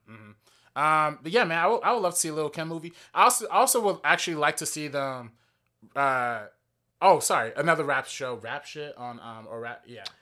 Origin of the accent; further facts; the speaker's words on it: Compton, California, United States; I grew up in Compton